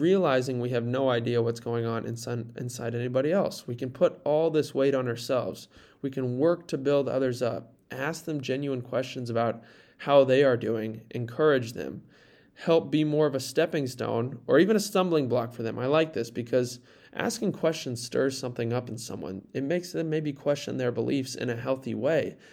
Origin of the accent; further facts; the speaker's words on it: near Fort Dodge, Iowa, United States; I was in Fort Dodge, a small, or a town, small city near my hometown, about twenty minutes south